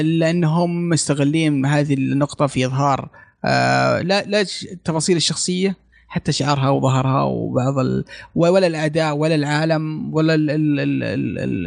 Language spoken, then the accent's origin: Arabic; Saudi Arabia; هنا عندنا في السعوديه